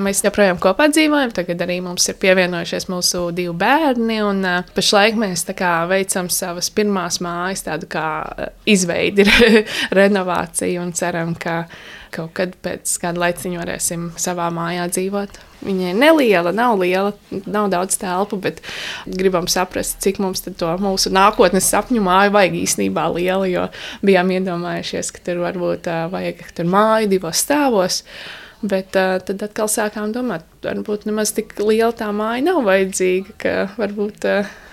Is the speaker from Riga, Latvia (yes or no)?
no; Valmiera, Valmiera Municipality, Latvia; moved away as an adult; now in Stāķi, Latvia; es esmu valmieriete, un uh, es tā kā iepriecējos šeit pirms septiņiem gadiem